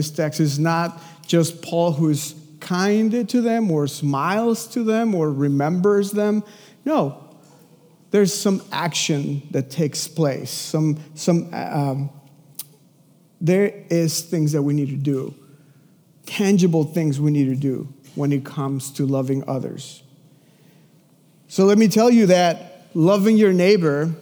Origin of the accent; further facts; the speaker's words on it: Mexico City, Mexico; moved away; I'm from Mexico City. I lived in a house with three other families in the same house.